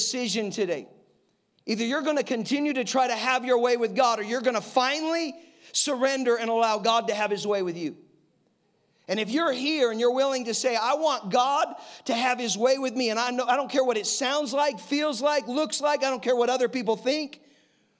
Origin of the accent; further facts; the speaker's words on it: Colorado, United States; I'm from Colorado